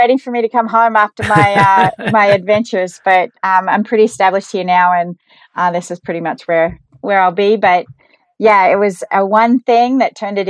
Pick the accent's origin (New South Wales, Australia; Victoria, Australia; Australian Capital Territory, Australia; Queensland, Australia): Victoria, Australia; Geelong; moved away as an adult; now in United States; So, yeah, I grew up in Geelong, Australia, and I wanted to do something different when I was a little bit younger.